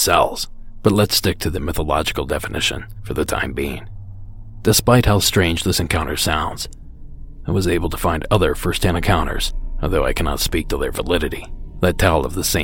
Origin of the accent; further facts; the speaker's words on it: Ohio, United States; moved away; also born or lived in Florida; my home state of Ohio